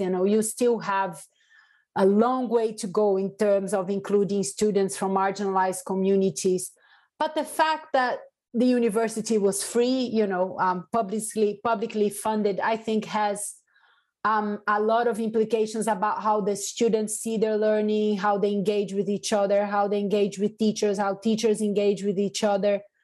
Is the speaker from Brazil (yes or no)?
yes; Salvador, Bahia, Brazil; now in United Kingdom; i am from salvador bahia which is the african capital of brazil